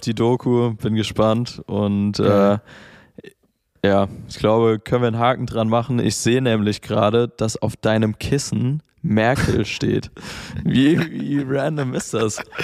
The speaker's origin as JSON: {"language": "German", "town": "Mainz", "region": "Rhineland-Palatinate", "country": "Germany", "moved": "yes", "lives_now": "Berlin, Germany", "said": "ich komme ursprünglich aus Mainz"}